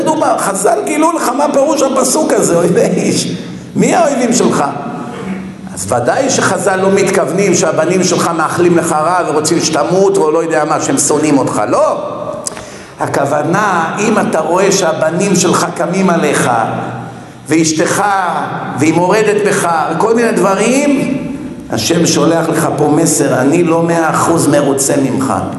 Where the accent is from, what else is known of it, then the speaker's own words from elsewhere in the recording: Israel; אני ישראלי, אני גדלתי פה